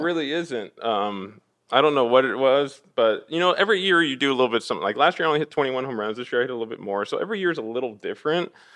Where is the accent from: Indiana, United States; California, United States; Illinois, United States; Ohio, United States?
California, United States; Orange; also born or lived in Fountain Valley, California / Villa Park, California; now in Los Angeles, United States; I grew up in Orange, um, which is, you know, about ten minutes from Angel Stadium